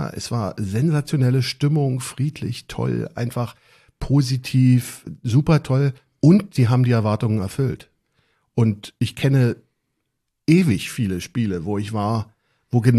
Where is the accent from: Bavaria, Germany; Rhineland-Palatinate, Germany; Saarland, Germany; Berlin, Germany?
Berlin, Germany; born there; now in Brandenburg, Germany; ich äh, mittlerweile aus Brandenburg, aber bin gebürtiger Berliner und äh, bin in Stegels geboren